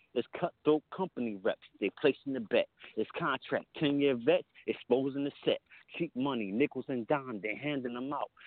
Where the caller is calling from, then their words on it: Camden, New Jersey, United States; I'm calling from Camden, New Jersey